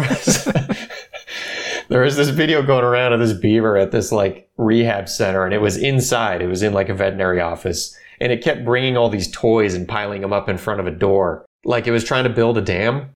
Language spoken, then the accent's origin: English; Orange County, California, United States; I grew up here in Orange County. I've, I've been here forever